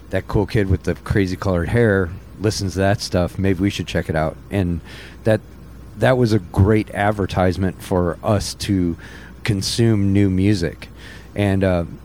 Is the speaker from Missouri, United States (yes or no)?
yes; St. Louis, Missouri, United States; growing up in St. Louis, St. Missouri